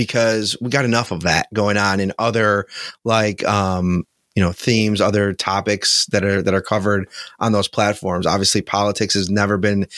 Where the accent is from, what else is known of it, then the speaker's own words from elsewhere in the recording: Buffalo, New York, United States; I grew up in Buffalo and, you know, Bills fans are my people